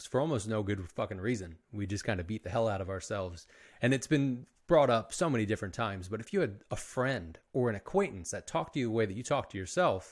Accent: Philadelphia, Pennsylvania, United States; I'm from the Northeast of the US in Philadelphia

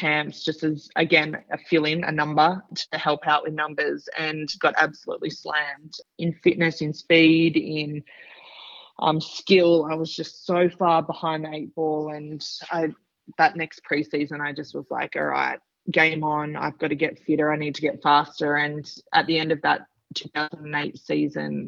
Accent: Sydney, New South Wales, Australia; finish up my career in Sydney in front of my family and friends and my hometown

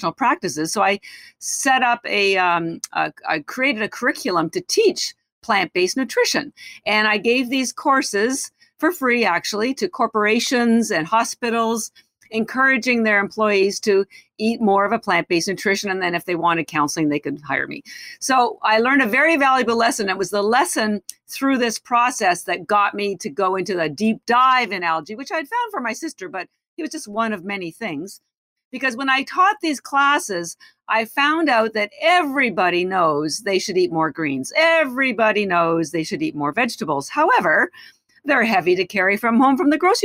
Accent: Canada; moved away as an adult; now in United States; I am Canadian. I've lived in the United States for 30 years

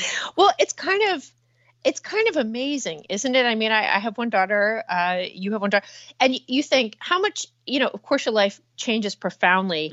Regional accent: New Jersey, United States; I'm from New Jersey

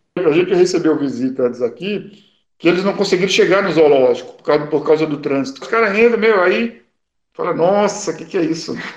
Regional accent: Pernambuco, Brazil; moved away; eu sou pernambucano

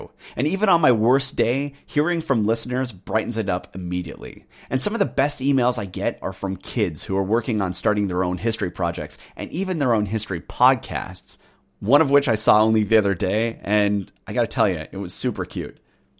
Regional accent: United Kingdom; Those two changes, of course, have led people to question whether I'm truly a Brit. But I am.

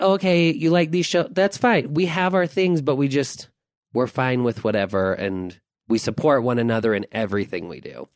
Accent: Taylorsville, United States; We grew up in Taylorsville

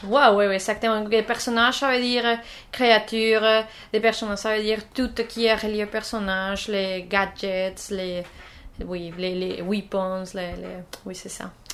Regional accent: Colombia; French is a second language; moved away as an adult; now in Canada; je viens de la Colombie, mais ça fait quelques temps que je, suis ici en Canada.

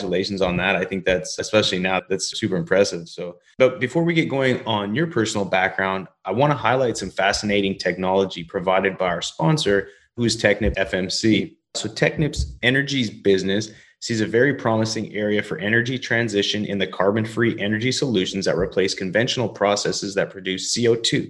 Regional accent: Canada; also born or lived in Alberta / British Columbia; now in Texas, United States; I grew up in Canada and Alberta and British Columbia, and I love being down in Texas

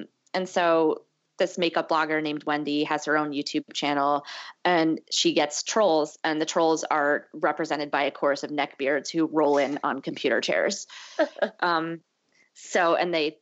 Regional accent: Connecticut, United States; also born or lived in Massachusetts; now in New York, United States; I'm from the Northeast, I'm from Connecticut

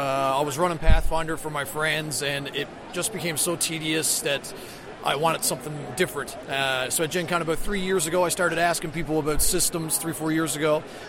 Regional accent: St. John's, Newfoundland and Labrador, Canada; I'm from St. John's, Newfoundland, Canada, actually.

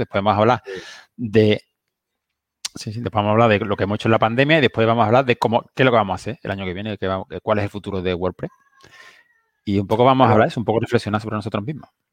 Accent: Seville, Andalusia, Spain; soy de Triana y en Sevilla

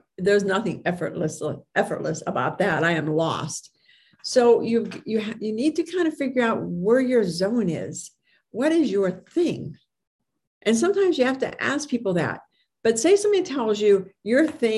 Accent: Hermitage, Pennsylvania, United States; I'm from Hickory Hermitage, but it's in Sharon, Pennsylvania

